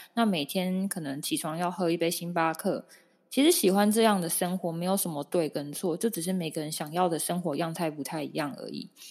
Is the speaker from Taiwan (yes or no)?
yes; Taoyuan, Taiwan; 像我是桃园人